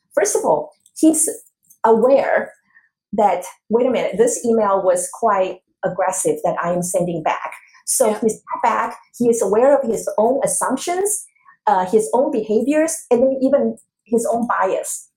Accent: Taiwan; moved away; I was growing up in Taiwan

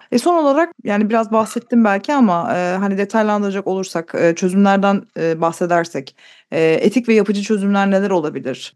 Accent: Istanbul, Turkey; moved away as an adult; now in United Kingdom; İstanbul'dan Türkiye'den geldiğimi söyleyince

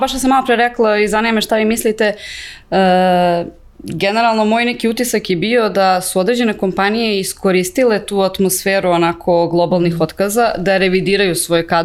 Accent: Serbia

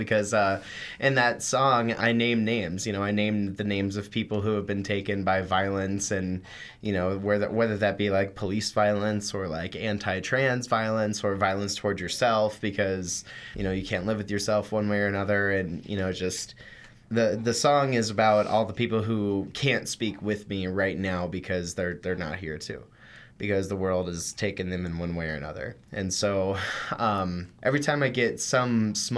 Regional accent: Washington, Missouri, United States; I'm from Washington, Missouri, which is about an hour away from St. Louis.

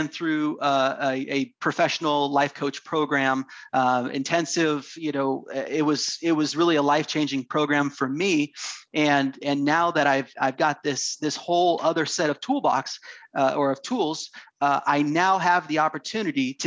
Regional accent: Half Moon Bay, California, United States; I grew up in Northern California, just south of San Francisco, a little town called Half Moon Bay

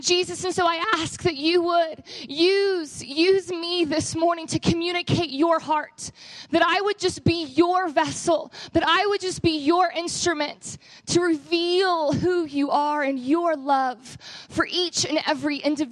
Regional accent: Texas, United States; moved away as an adult; I am actually from Texas

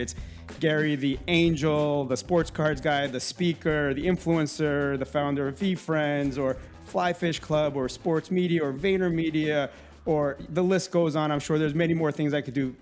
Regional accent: Minsk, Belarus; moved away; we're from the same town, which is Minsk, Belarus.

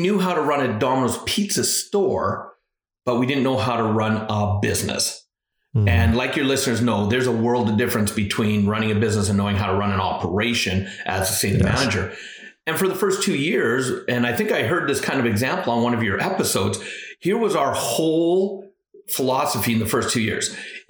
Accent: Alberta, Canada; also born or lived in British Columbia; Yeah, you know, I was born actually in British Columbia, but lived most of my life in Alberta, and I'm the youngest of four.

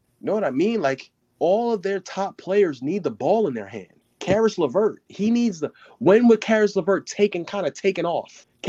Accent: New York, United States; also born or lived in Brooklyn, New York / The Bronx, New York / Elmont, New York; I was born in Brooklyn. And I was born in Brooklyn. Stayed out there for about, I want to say, 6-7 years. Moved to the Bronx for about three years.

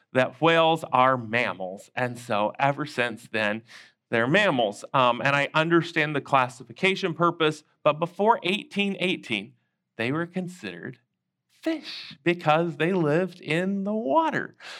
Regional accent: North Shore, Louisiana, United States; also born or lived in Houston, Texas; now in Huffman, United States; We were not from New Orleans. We were from the North Shore.

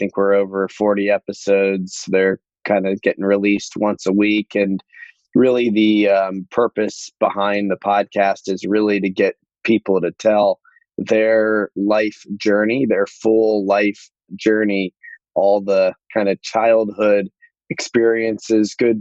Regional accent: Columbus, Ohio, United States; also born or lived in Akron, Ohio; I grew up in Akron, Ohio for the first 10 years of my life

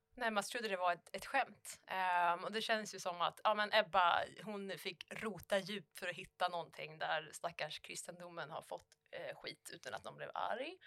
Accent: Falköping, Västra Götaland, Sweden; vi hade i Falköping, där jag kommer ifrån, så hade vi Ollebergsgymnasiet

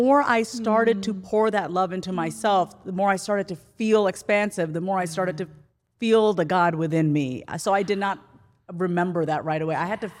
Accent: New York, United States; I'm from New York

